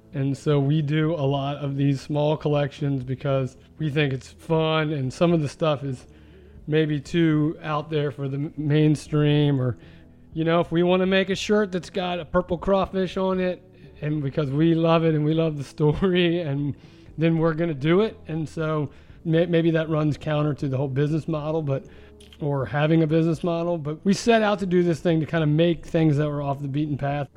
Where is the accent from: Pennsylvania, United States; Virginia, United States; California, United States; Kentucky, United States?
Virginia, United States; Richmond; I'm from Richmond, Virginia. Um, the Commonwealth of Virginia is my home, and it always will be